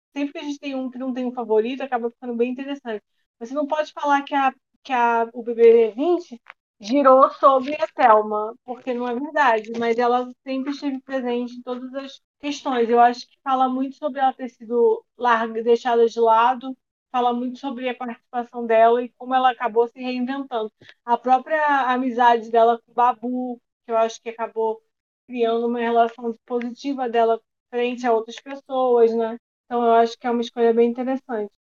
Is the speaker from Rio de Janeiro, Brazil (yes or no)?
yes; Cabo Frio, Rio de Janeiro, Brazil; moved away; also born or lived in Belo Horizonte; nessa época eu morava em Belo Horizonte, mas eu sou de Cabo Frio